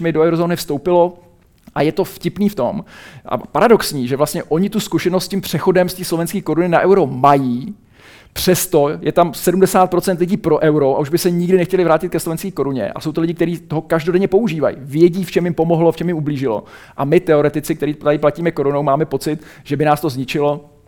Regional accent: Czechia; pocházím z České republiky a žiji tady

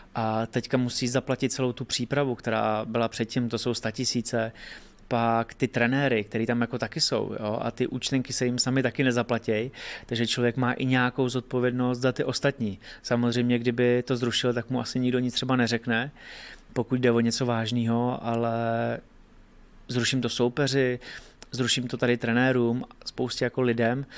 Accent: Hradec Králové, Hradec Králové Region, Czechia; u nás v Hradci

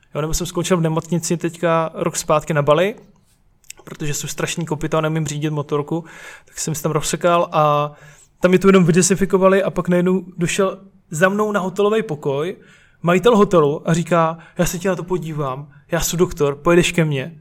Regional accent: Brno, South Moravian Region, Czechia; jinak su, su z Brna

